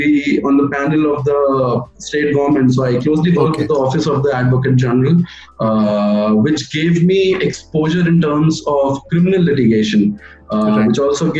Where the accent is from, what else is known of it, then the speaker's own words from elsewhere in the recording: Chhattisgarh, India; I want to go back to the High Court in my home state, and I wish to pursue litigation there